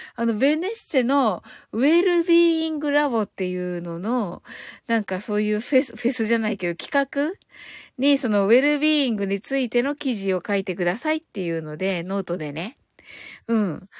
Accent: Kyushu, Japan; accent: Kyushu dialect; 私九州人なんで

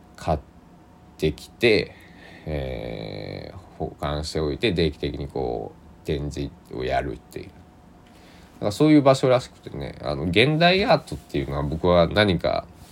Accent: Kochi, Japan; 僕の地元高知県佐木市

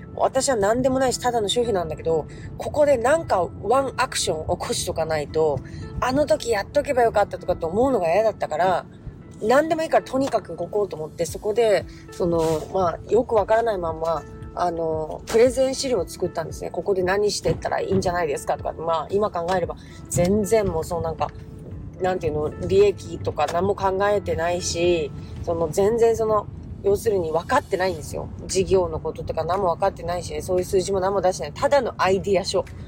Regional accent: Sapporo, Hokkaido, Japan; moved away as an adult; also born or lived in Tokyo; now in Nagasaki, Japan; 札幌で生まれ東京に行って、まあ、札幌で育ちですけどで大学東京ででその後、まあ長崎に来た

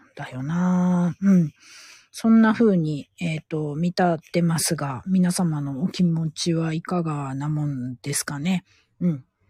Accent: Gifu, Japan; 地元名古屋じゃないや、地元岐阜県から

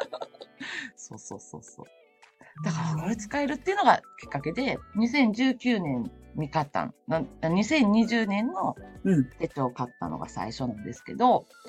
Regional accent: Osaka, Japan; also born or lived in Shiga Prefecture; now in Shiga, Japan; 大阪生まれ、大阪育ちで、今は滋賀県在住の

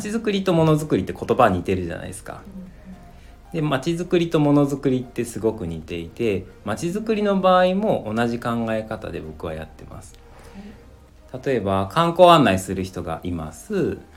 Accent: Komono, Mie, Japan; この町 で育ちましたね、うん、そこの保育園に通っていて そこの小学校に通っていました

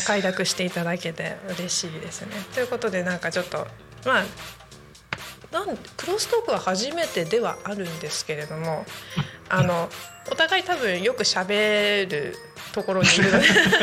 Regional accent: Narita, Chiba, Japan; 私の地元の成田市というところ

